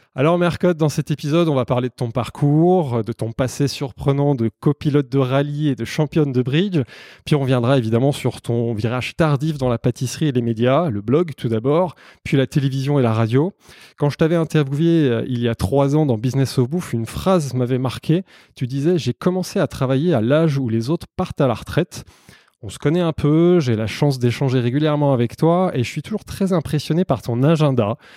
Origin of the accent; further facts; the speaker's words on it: Savoy, Auvergne-Rhône-Alpes, France; je suis savoyard et ambassadeur Savoie-Mont-Blanc